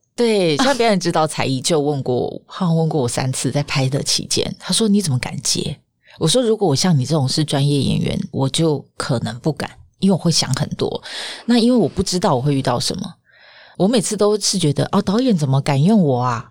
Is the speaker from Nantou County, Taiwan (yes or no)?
no; Pingtung County, Taiwan; accent: southern; now in Taipei, Taiwan; 因为我是屏东人